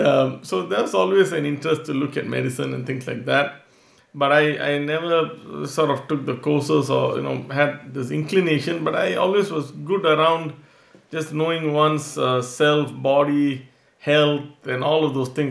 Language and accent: English; Singapore; moved away; I'm originally from Singapore